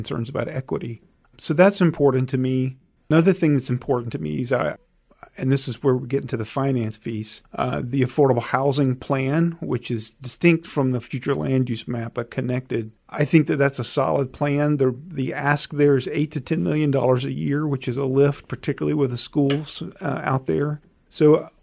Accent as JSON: {"language": "English", "town": "Albany", "region": "Georgia", "country": "United States", "tie": "born or raised there", "moved": "as an adult", "lives_now": "Charlottesville, United States", "said": "I grew up in the Deep South, a town called Albany, Georgia."}